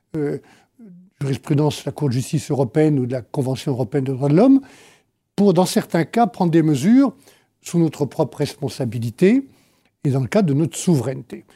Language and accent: French; Savoie, Auvergne-Rhône-Alpes, France; depuis la Savoie, que j'ai gérée pendant 17 ans